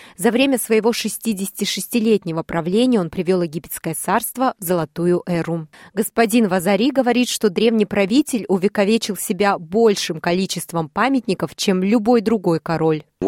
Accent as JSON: {"language": "Russian", "region": "Siberia", "country": "Russia", "moved": "yes", "lives_now": "Sydney, Australia", "said": "как для иммигранта из страны, где сезоны очень четко разделяются, их четыре, а я из Сибири"}